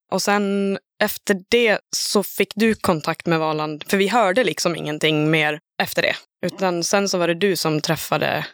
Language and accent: Swedish; Dalarna County, Sweden; accent: dalmål; now in Gothenburg, Sweden; Det är ju jag, Gammo och John som är från Dalarna allihop